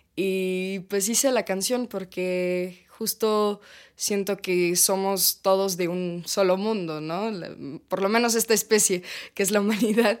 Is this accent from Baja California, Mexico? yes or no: yes; Ensenada, Baja California, Mexico; born or raised there; also born or lived in Monterey, California, United States